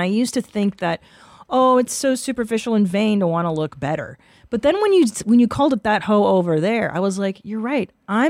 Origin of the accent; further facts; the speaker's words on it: United States; because we're American